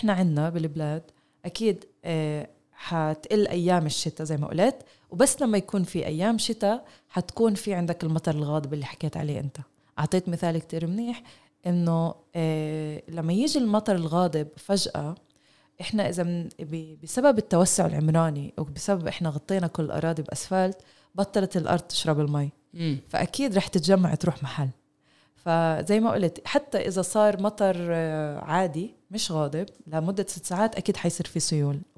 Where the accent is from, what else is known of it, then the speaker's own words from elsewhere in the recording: Palestine; وهذا عن جد إشي نقطة جوهرية لإلنا إحنا حتى كفلسطينية